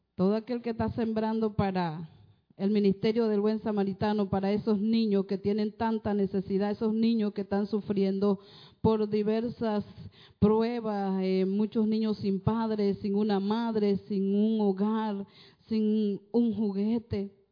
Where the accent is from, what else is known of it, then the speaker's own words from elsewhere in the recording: Panama; vengo de Panamá